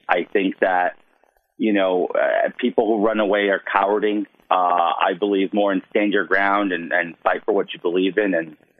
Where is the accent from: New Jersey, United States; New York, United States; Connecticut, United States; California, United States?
New York, United States; New York City; I'm a Queens native, born and raised in New York City, first generation American.